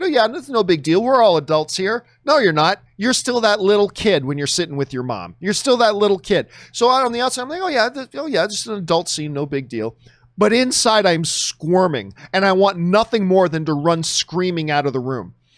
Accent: Hamilton, Ontario, Canada; moved away; my hometown of Hamilton, Ontario, Canada

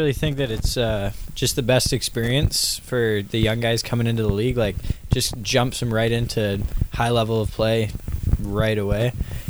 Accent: Saanich, British Columbia, Canada; I played Saanich alongside Seal a lot of minor hockey growing up.

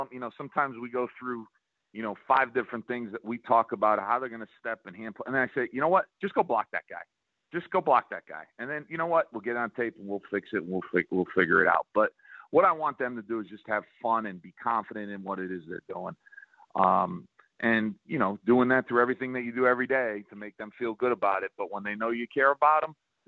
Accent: Northeast, United States; now in South Carolina, United States; I'm from the Northeast

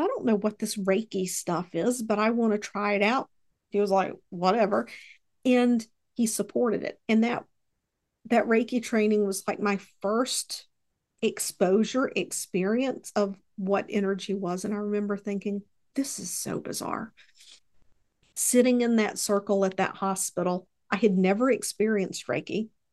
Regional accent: Mississippi, United States; also born or lived in Texas; I was born in Texas, they ended up here in Mississippi

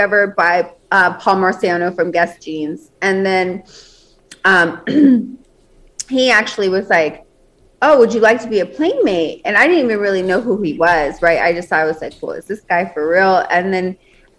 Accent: Las Vegas, Nevada, United States; I was born and raised in Las Vegas.

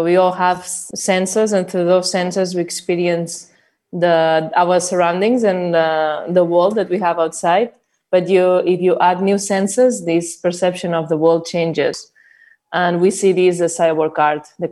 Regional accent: Barcelona, Catalonia, Spain; I'm an artist, well, a cyborg artist from Barcelona

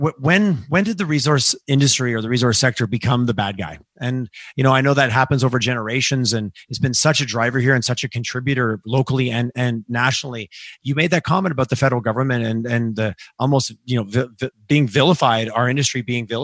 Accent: Eastern Canada, Canada; I grew up in Eastern Canada, so I, I have family in Quebec

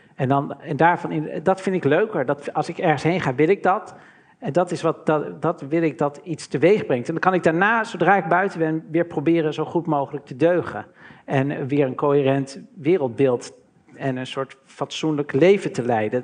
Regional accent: Maarn, Utrecht, Netherlands; also born or lived in Maarsbergen; mijn jeugd doorbracht in Maren en Maarsbergen, in, in dorpjes

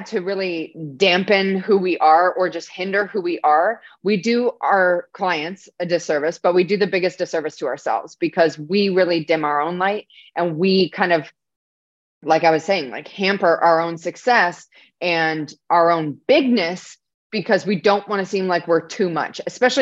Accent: Canada; I'm not even American, I'm Canadian

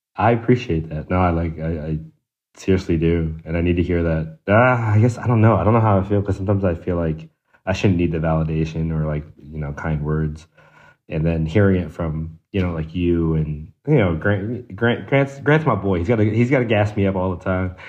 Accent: DMV, United States; I'm also from the DMV

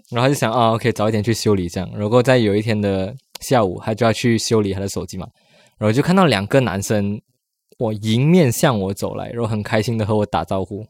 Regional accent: Malaysia; now in Taiwan; 我说我马来西亚来的

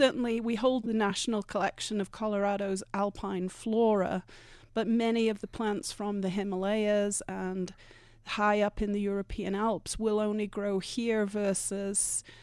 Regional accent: England, United Kingdom; moved away as an adult; now in Vail, United States; Originally, I'm from much further east. I'm from the British Isles, but I've been in Vail now for almost 30 years.

